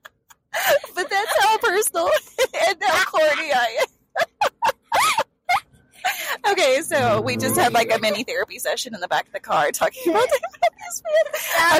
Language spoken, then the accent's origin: English; the South, United States; accent: Southern; my Southern accent